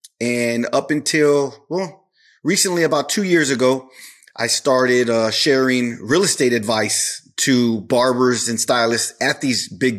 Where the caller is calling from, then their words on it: Corpus Christi, Texas, United States; Corpus Christi, Texas.